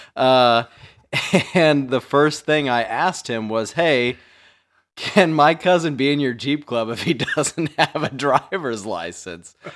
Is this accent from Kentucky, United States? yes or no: no; Mattoon, Illinois, United States; I grew up in Mattoon